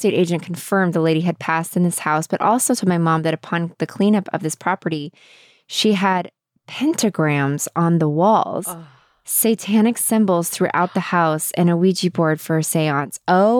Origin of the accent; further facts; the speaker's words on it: the South, United States; when I grew up in the Southern Baptist South.